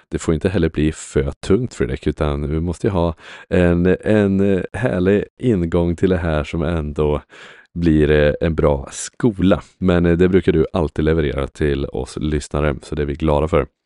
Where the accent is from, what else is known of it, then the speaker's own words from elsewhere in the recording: Sweden; är inte vi svenskar generellt ganska stolta över Systembolaget?